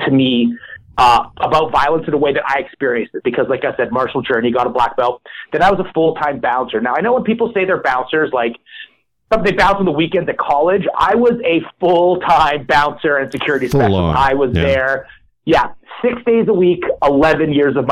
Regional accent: Edmonton, Alberta, Canada; I started in Taekwondo because Edmonton is the Taekwondo capital of Canada.

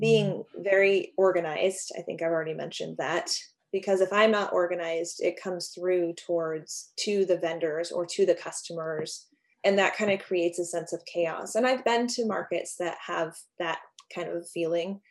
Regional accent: Alaska, United States; moved away as an adult; also born or lived in Los Angeles; I was born and raised in Alaska.

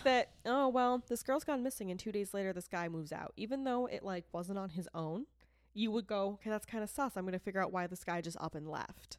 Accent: Boston, Massachusetts, United States; accent: Boston; also born or lived in Rochester, New York; I am a Bostonian that was born, born in New York

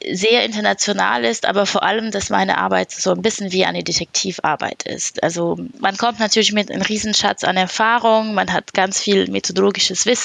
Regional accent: France; German is a second language; Ich bin Französin und habe über elf Jahre Berufserfahrung

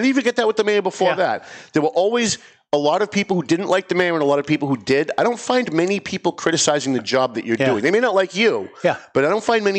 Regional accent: North Andover, Massachusetts, United States; my hometown of North Andover

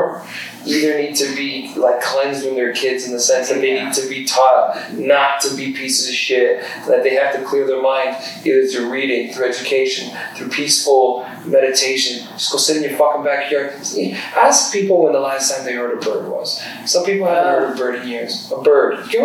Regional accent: Toronto, Ontario, Canada; I grew up in the West End. I grew up in like a sewer

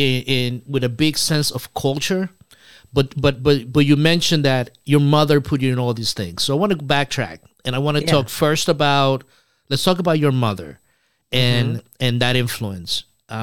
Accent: Dominican Republic; I was born in Dominican Republic

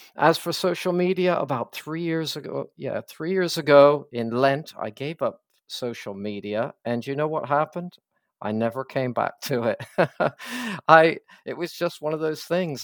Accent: Pennsylvania, United States; also born or lived in the American South; now in Scotland, United Kingdom; I'm American, so I was kind of born and raised in Pennsylvania primarily and uh, but then moved to the south.

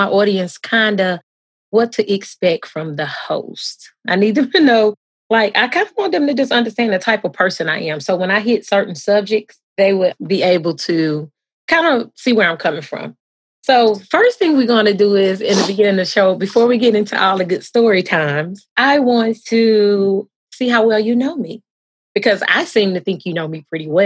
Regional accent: Texas, United States; now in South Carolina, United States; I am originally from Texas, but I live in South Carolina

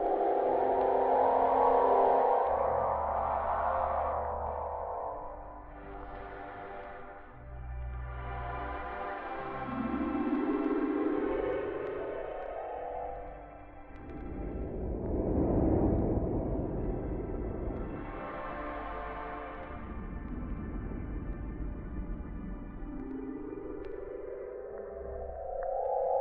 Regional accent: Liverpool, North West England, United Kingdom; Liverpool's well-stocked Central Library in my hometown

